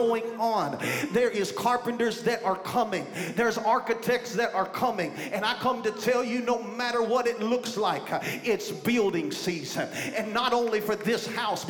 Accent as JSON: {"language": "English", "town": "Beaver Dam", "region": "Kentucky", "country": "United States", "said": "I'm from Beaver Dam, Kentucky"}